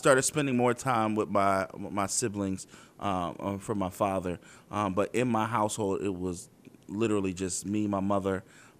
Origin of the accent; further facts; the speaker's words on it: Philadelphia, Pennsylvania, United States; I grew up in South Philadelphia. I actually grew up on the same block my entire life.